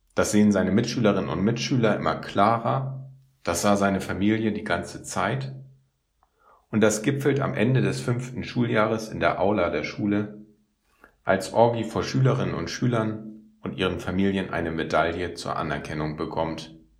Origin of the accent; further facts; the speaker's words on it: Northern Germany, Germany; als Norddeutscher